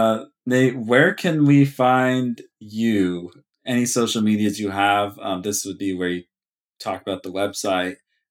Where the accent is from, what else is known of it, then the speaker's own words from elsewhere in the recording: Sonoma County, California, United States; He's got really good landscape photos of Sonoma County, my hometown and area, and it actually really makes me appreciate where I live a lot more.